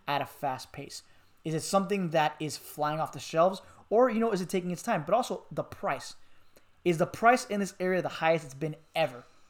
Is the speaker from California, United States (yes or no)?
no; Miami, Florida, United States; moved away; I'm from Miami, Florida